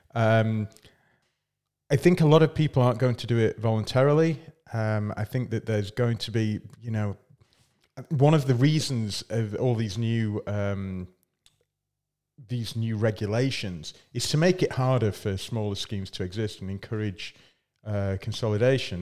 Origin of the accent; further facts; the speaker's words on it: Scotland, United Kingdom; I'm from Scotland.